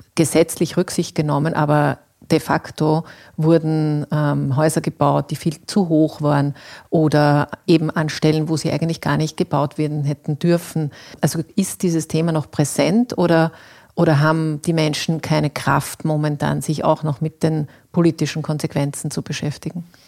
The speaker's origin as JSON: {"language": "German", "country": "Austria", "said": "bei uns in Österreich"}